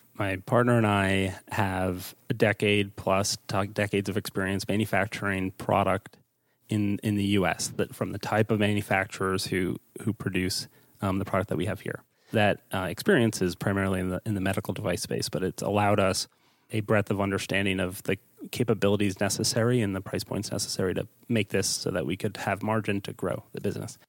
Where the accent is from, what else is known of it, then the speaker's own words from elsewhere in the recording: East Coast, United States; also born or lived in Pittsburgh; I'm from the East Coast, so I moved back home